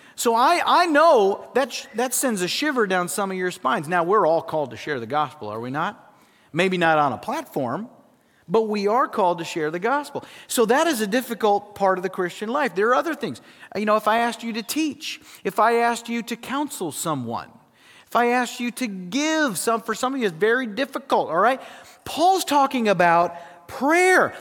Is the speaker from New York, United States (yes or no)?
no; South Dakota, United States; I grew up in South Dakota